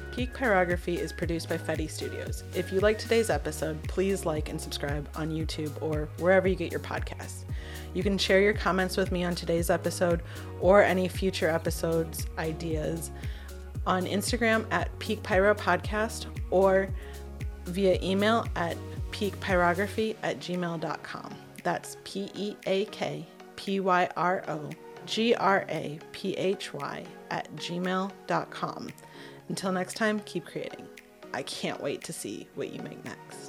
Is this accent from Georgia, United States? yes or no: no; outside of Detroit, Michigan, United States; I grew up outside of Detroit, and we had access to Canadian TV